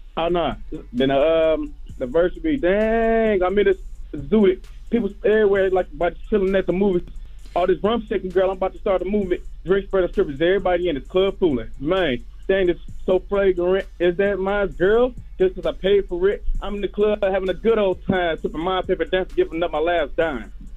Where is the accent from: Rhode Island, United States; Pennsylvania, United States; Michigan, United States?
Michigan, United States; Detroit; also born or lived in Memphis, Tennessee; even though I'm from Detroit, I still have the, uh, the Southern blood